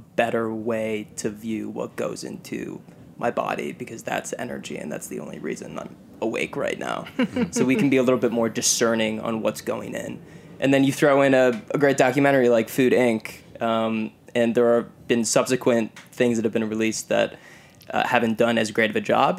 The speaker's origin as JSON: {"language": "English", "region": "Michigan", "country": "United States", "tie": "born or raised there", "said": "Aiden and I grew up in Michigan."}